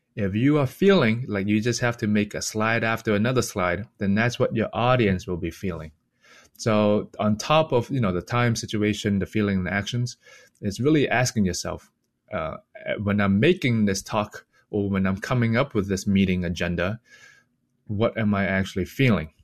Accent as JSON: {"language": "English", "town": "Boston", "region": "Massachusetts", "country": "United States", "tie": "born or raised there", "also_born_or_lived": "Hong Kong", "said": "I was born in Hong Kong, and I came to, to Boston when I was six years old."}